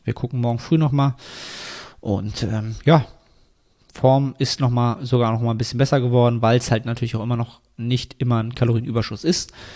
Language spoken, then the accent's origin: German; Germany